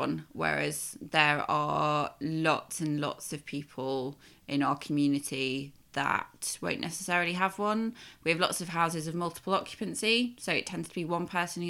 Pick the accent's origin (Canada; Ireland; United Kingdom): United Kingdom; Nottingham, East Midlands; moved away as an adult; also born or lived in Devon / Poplar and Limehouse, London; now in London, United Kingdom; I was born in Devon and Mum and Dad moved us up to Nottingham like when I was about four